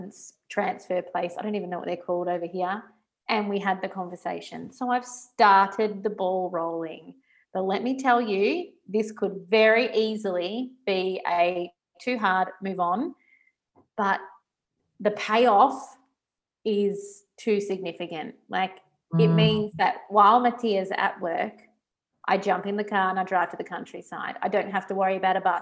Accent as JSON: {"language": "English", "town": "Geelong", "region": "Victoria", "country": "Australia", "tie": "born or raised there", "also_born_or_lived": "Singapore / Melbourne, Australia", "moved": "as an adult", "lives_now": "Italy", "said": "I grew up in Geelong, big streets, easy parking, moved to Singapore"}